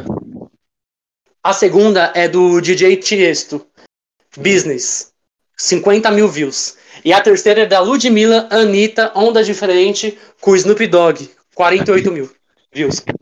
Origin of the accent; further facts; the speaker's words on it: Osasco, São Paulo, Brazil; eu sou de Osasco, São Paulo. Nascido e criado